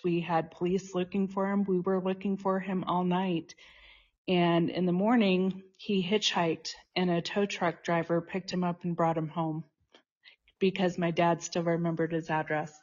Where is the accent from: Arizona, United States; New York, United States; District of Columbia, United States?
Arizona, United States; Tucson; moved away as an adult; also born or lived in Boulder, Colorado; now in Boulder area, Colorado, United States; I was born in Boulder and grew up in Tucson, Arizona, and I've been back in Colorado since nineteen ninety-nine